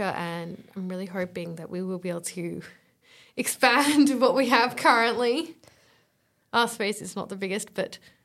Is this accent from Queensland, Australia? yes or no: no; Mollymook, New South Wales, Australia; I'm from Mullymook Beach